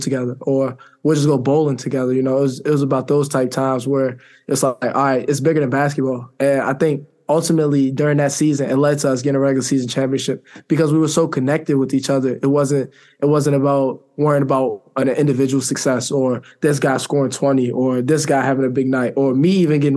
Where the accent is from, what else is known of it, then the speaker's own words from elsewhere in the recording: Maryland, United States; moved away as an adult; I'm from Maryland